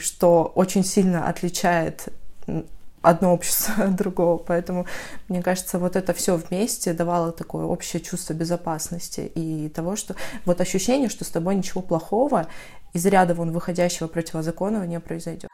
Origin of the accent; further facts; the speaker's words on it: North Caucasus, Adygea, Russia; moved away as an adult; also born or lived in Moscow; я из Адыгеи, Северного Кавказа